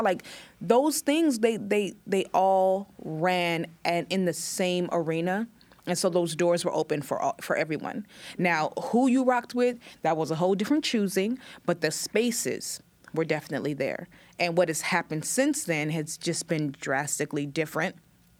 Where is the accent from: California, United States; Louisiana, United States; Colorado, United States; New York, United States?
California, United States; Oakland; at that point, I'm just new from Oakland and I'm lucky somebody let me on stage, I'm performing everywhere.